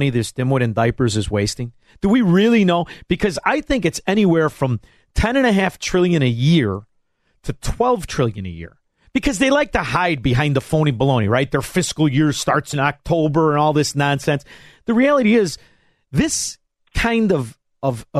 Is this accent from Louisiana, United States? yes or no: no; Chicago, Illinois, United States; now in Florida, United States; I live in Florida, but I'm from Chicago